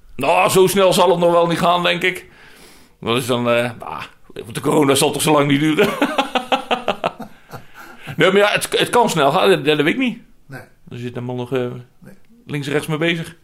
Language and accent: Dutch; North Brabant, Netherlands; moved away; waar ik vandaan kom